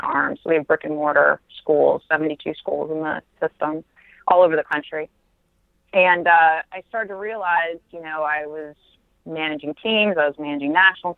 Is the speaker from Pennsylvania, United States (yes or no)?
yes; Reading, Pennsylvania, United States; also born or lived in Pittsburgh, Pennsylvania; I grew up in just outside of Reading, Pennsylvania, which is about an hour outside of Philadelphia